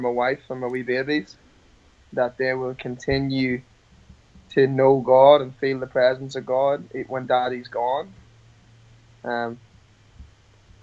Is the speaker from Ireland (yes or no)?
yes; Ireland; I'm Irish